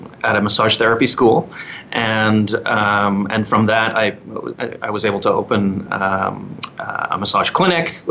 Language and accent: English; Edmonton, Alberta, Canada; moved away as an adult; also born or lived in Liverpool, United Kingdom; now in Calgary, Canada; I was actually born in the UK in Liverpool. Moved to Canada as a young boy, three or four, to Edmonton originally.